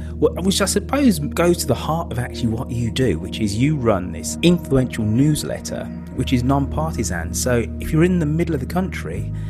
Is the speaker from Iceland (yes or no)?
no; England, United Kingdom; because I am English